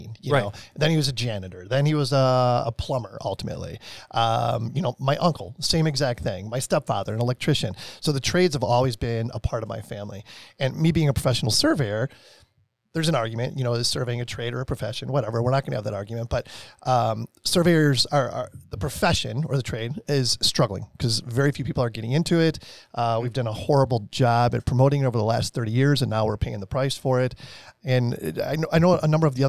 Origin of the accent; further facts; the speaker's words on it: Chicago, Illinois, United States; I grew up in Chicago